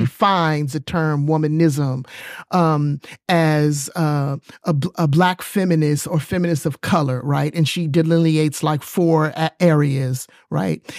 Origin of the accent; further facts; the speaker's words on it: New York City, New York, United States; also born or lived in East Texas; now in Texas, United States; I grew up in New York City